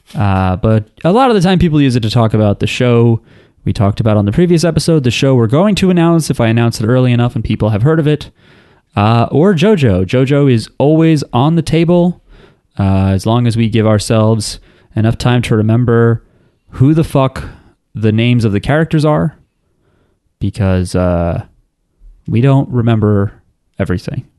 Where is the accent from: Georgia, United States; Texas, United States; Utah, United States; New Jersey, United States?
New Jersey, United States; We don't have accents. We're from New Jersey.